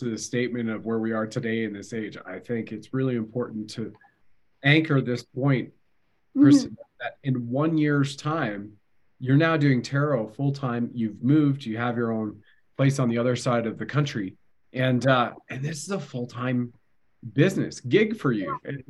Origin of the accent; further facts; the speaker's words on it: Canada; My mother's French-Canadian. I'm Canadian, right? So I can at least do the accent very easily.